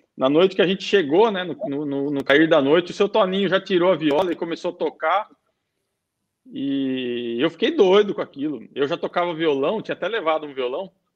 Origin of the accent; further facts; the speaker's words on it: Sorocaba, São Paulo, Brazil; moved away as an adult; now in United Arab Emirates; Eu sou de Sorocaba, sou nascido em Sorocaba